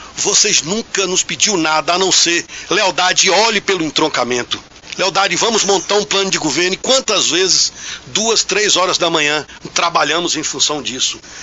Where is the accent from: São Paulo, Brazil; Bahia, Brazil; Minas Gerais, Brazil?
Bahia, Brazil; Bicuí; now in Jaguaquara, Brazil; eu nasci em Bicuí